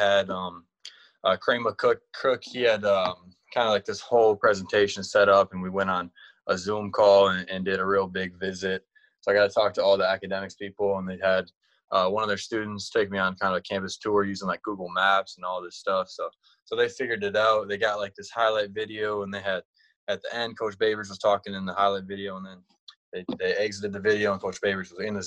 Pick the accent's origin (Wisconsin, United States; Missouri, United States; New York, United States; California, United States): Wisconsin, United States; I'm from Wisconsin